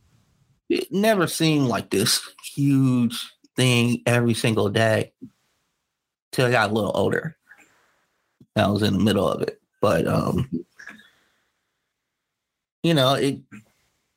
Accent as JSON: {"language": "English", "town": "Los Angeles", "region": "California", "country": "United States", "tie": "born or raised there", "said": "I grew up in South Central"}